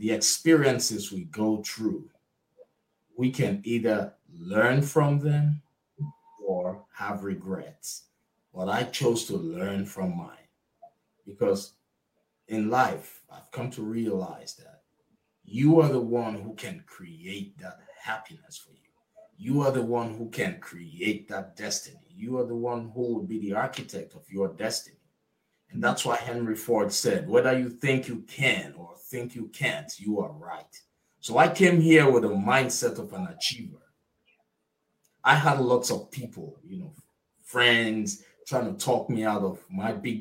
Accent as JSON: {"language": "English", "country": "Nigeria", "tie": "born or raised there", "moved": "as an adult", "lives_now": "United States", "said": "I'm originally from Nigeria. I was raised, I attended high school, college in Nigeria"}